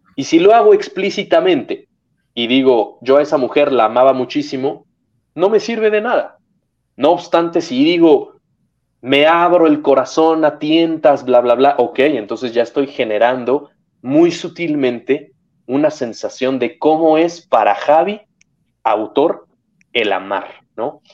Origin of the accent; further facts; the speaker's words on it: Mexico; moved away; also born or lived in Serbia / Spain; después me regreso a México